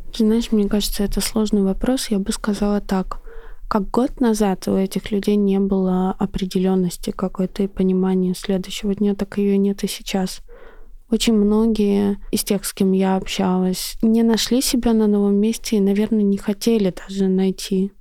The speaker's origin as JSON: {"language": "Russian", "country": "Russia", "said": "я из России"}